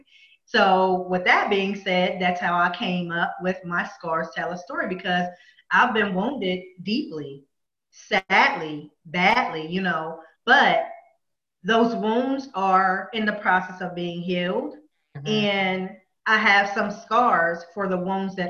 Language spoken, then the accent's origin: English; Pennsylvania, United States; I'm from Pennsylvania. I've grown up there all my life